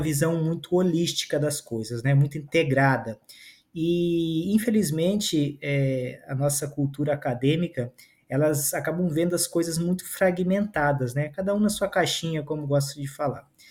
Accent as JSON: {"language": "Portuguese", "region": "Amazon", "country": "Brazil", "tie": "born or raised there", "also_born_or_lived": "southern Brazil", "said": "eu vim do sul do Brasil para a Amazônia, ainda bebê, no colo da minha mãe"}